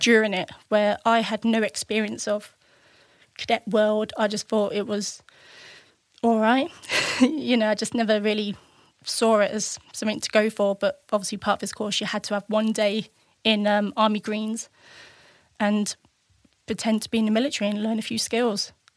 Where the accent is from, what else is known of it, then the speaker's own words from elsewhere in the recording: Spalding, East Midlands, United Kingdom; also born or lived in Chesterfield, Derbyshire; I was born in Chestfield in Derbyshire and wasn't there for long, and then we moved to Lincolnshire Spalding and lived there pretty much most of my childhood